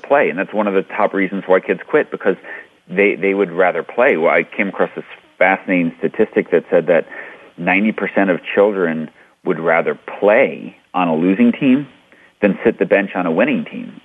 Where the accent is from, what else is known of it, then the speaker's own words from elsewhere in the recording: New York City, New York, United States; I grew up in New York City or New York playing stickball